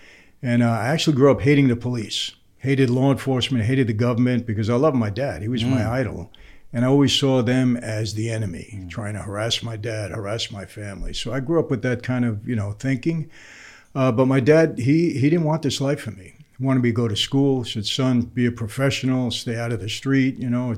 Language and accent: English; New York City, New York, United States; I grew up in Brooklyn